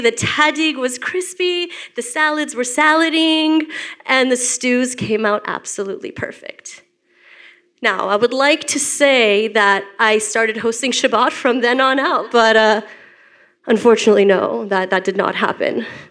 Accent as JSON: {"language": "English", "town": "Beverly Hills", "region": "California", "country": "United States", "tie": "born or raised there", "said": "growing up in Beverly Hills and having parents that were, you know, Persian Jewish immigrants"}